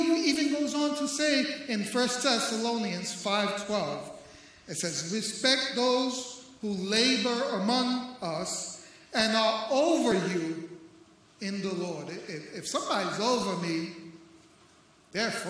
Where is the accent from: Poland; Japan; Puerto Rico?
Puerto Rico; now in St. Augustine, United States; I'm Puerto Rican